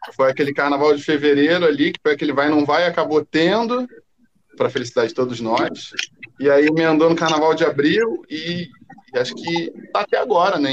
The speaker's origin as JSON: {"language": "Portuguese", "region": "Rio de Janeiro", "country": "Brazil", "said": "eu sou aqui do Rio mesmo"}